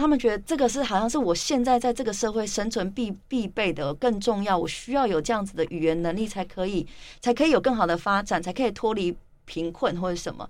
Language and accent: Chinese; Tainan, Taiwan; also born or lived in Taipei, Taiwan; 我生出来我就是一个原住民，那我也是一个台湾人，我也是一个台南人